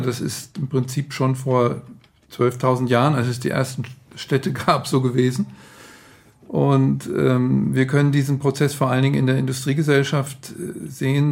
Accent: Frankfurt, Hesse, Germany; Also ich bin ähm, damals aufgewachsen in Frankfurt, in Bockenheim, das war das Studentenviertel

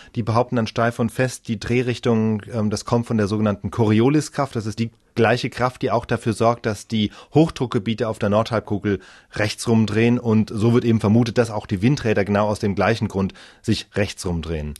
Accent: Germany; Bei uns in Deutschland

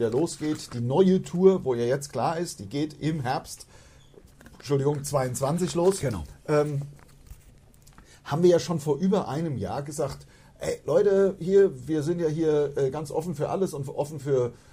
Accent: Hainstadt, Hesse, Germany; ich komme ja aus Heinstadt und bin

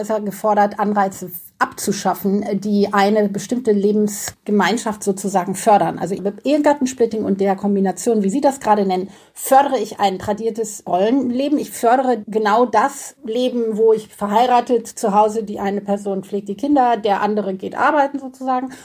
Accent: Germany; bei uns in Deutschland

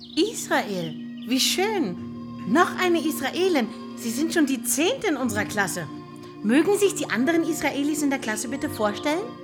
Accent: Ludwigshafen, Rhineland-Palatinate, Germany; Ich komme aus Ludwigshafen. Ich bin Deutschlehrerin.

